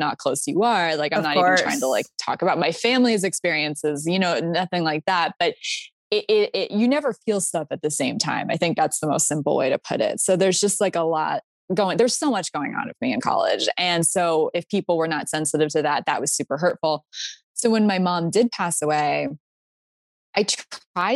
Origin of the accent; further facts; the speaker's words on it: Pennsylvania, United States; moved away as an adult; also born or lived in Florida; I went to school in Florida and I'm from Pennsylvania